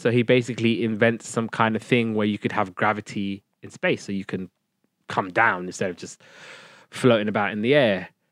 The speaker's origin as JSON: {"language": "English", "country": "United Kingdom", "said": "I'm a Brit"}